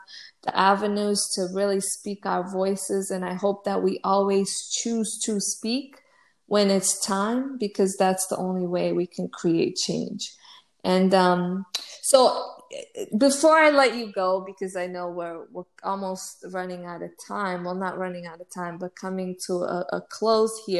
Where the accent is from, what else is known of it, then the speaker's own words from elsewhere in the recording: United States; also born or lived in Fogo, Cape Verde; I was raised in the United States